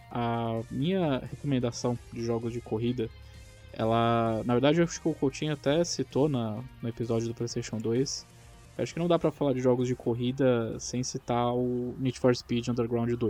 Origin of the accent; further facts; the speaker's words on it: Niterói, Rio de Janeiro, Brazil; ele tem pista até em Niterói, cara. Eu consigo ver onde eu nasci